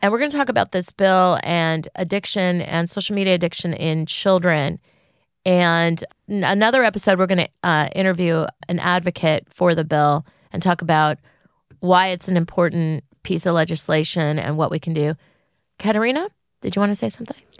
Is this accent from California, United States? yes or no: yes; California, United States; I grew up in California.